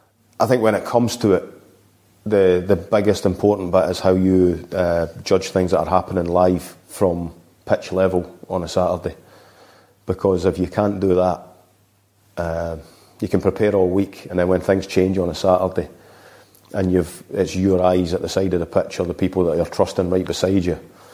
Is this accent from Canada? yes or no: no; Scotland, United Kingdom; I'm being Scottish